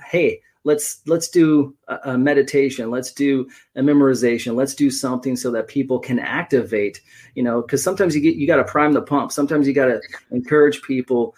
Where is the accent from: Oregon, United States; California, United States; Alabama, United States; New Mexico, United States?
Oregon, United States; I was born and raised in Oregon